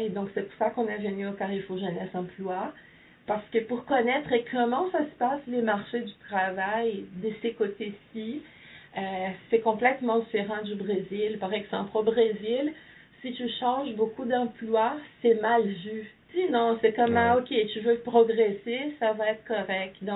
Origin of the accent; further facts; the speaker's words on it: Ontario, Canada; non, je suis franco-ontarien.